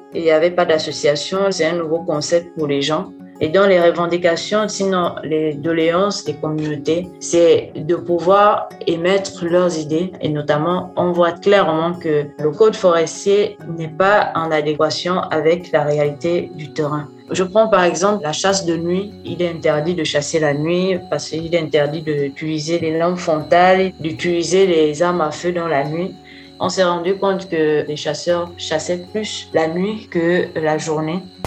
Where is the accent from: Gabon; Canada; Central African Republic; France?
Gabon; Oyem, Woleu-Ntem; Je suis gabonaise, je suis originaire de la 9e province du Gabon, la ville d'Oyem.